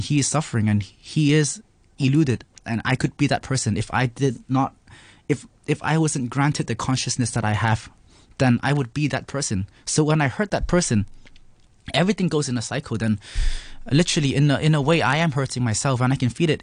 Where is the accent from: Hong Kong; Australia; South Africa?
Hong Kong; I was raised in Hong Kong